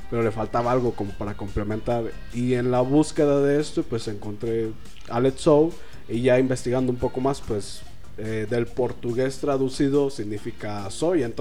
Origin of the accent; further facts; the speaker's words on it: Oaxaca, Mexico; no, soy de Oaxaca, güey.